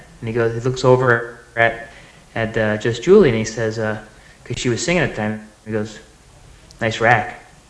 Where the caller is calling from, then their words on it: Connecticut, United States; I'm calling from Connecticut.